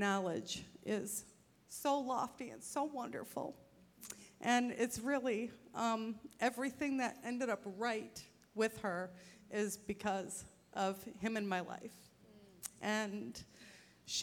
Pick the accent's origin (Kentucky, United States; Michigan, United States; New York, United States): New York, United States; New York City; We grew up in New York City